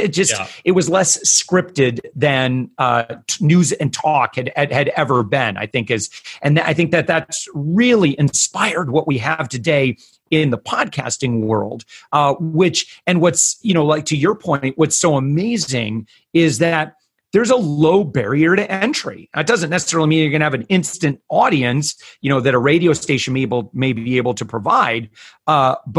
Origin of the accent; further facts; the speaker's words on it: West Michigan, United States; I'm originally from West Michigan